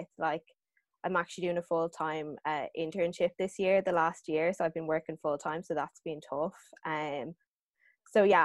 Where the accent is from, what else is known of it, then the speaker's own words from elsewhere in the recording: Dublin, Leinster, Ireland; I am from Templeogue, and we both went to St. McDara's